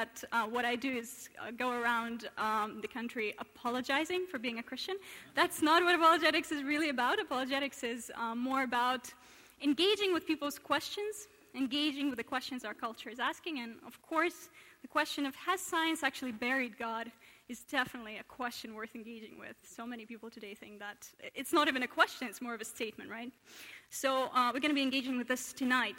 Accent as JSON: {"language": "English", "country": "Russia", "moved": "yes", "lives_now": "Oxford, United Kingdom", "said": "I hail from Russia originally"}